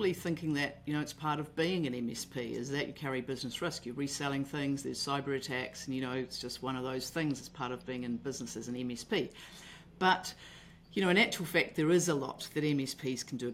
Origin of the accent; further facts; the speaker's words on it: Auckland, New Zealand; I'm from Auckland, New Zealand.